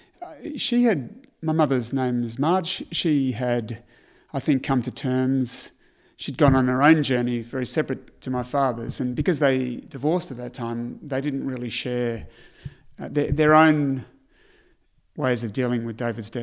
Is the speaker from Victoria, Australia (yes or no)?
yes; Melbourne, Victoria, Australia; We grew up in Hawthorne, so Hawthorne wasn't as privileged then as it is today.